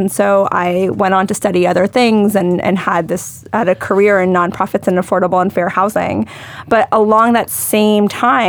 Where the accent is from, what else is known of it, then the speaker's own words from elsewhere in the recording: Charlotte, North Carolina, United States; I grew up in Charlotte, North Carolina